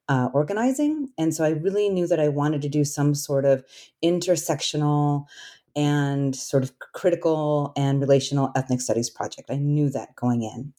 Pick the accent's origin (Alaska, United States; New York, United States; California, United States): Alaska, United States; moved away; I grew up Asian American in Alaska, and I grew up on the traditional homelands of the Clinkett people